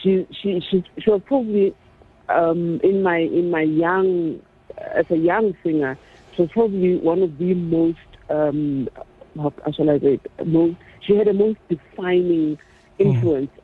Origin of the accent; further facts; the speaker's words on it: Soweto, Gauteng, South Africa; So I had all these powerful women growing up in Orlando, powerful women influencing me subconsciously.